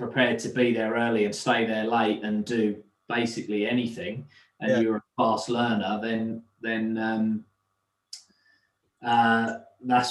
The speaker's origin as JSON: {"language": "English", "area": "North Essex", "region": "East of England", "country": "United Kingdom", "tie": "born or raised there", "also_born_or_lived": "London", "said": "I grew up in North Essex, about an hour from the city"}